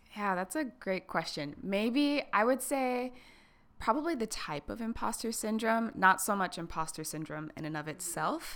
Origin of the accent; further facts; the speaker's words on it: Harrisburg, Pennsylvania, United States; came back to, like, my hometown in Harrisburg